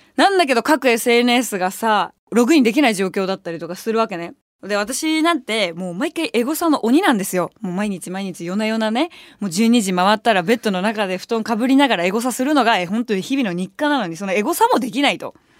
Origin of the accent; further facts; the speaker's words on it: Tokyo, Japan; 東京で生まれ育ってるから